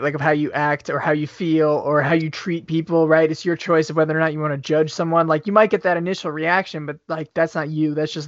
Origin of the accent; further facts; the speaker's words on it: New York, United States; moved away as an adult; now in Wisconsin, United States; I'm from New York